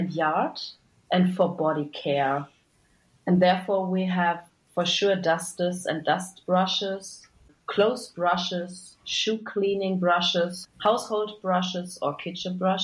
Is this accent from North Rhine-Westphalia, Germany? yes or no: yes; Bielefeld, North Rhine-Westphalia, Germany; I'm from Bielefeld. It's the bigger city nearby